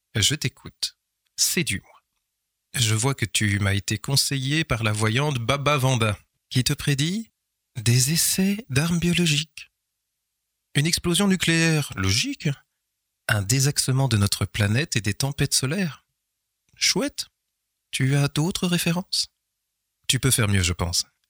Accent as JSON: {"language": "French", "town": "Nivelles", "region": "Wallonia", "country": "Belgium", "tie": "born or raised there", "said": "ma ville natale"}